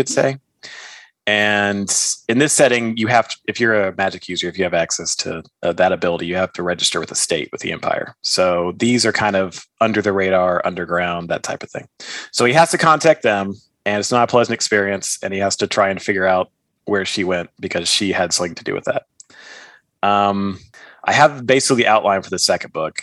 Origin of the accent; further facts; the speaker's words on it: Texas, United States; I'm from Texas, so guns are, you know, a big part of our culture.